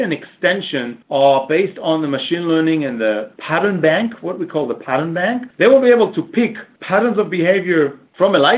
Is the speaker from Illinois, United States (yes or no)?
no; Boston, Massachusetts, United States; I'm from Boston